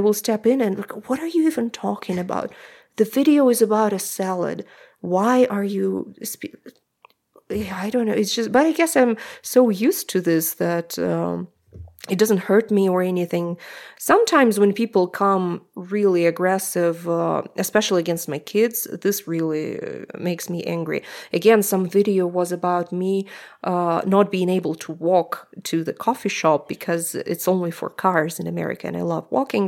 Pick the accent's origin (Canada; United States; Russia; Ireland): Russia; Omsk, Omsk Oblast; English is a second language; moved away; also born or lived in Moscow, Russia; I'm from Russia, I'm from Omsk, I lived in Moscow